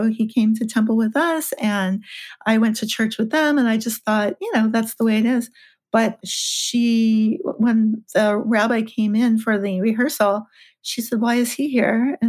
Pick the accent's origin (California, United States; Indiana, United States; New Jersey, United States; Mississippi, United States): California, United States; Los Angeles; I'm from LA, I'm from California